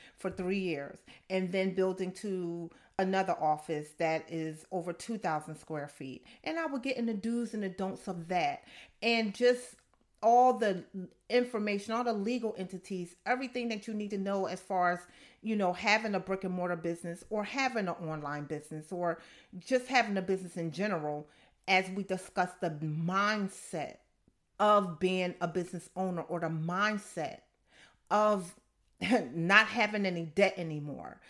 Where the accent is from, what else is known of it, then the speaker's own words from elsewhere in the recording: Camden, New Jersey, United States; I'm from Camden, New Jersey, so I grew up, yeah, I grew up in the hood